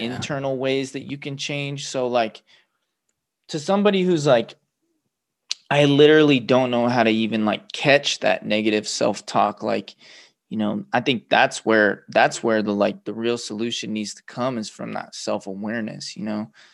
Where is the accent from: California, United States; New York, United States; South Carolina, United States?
California, United States; Los Angeles; also born or lived in Torrance, California; now in Central Oregon, United States; I grew up in Los Angeles, California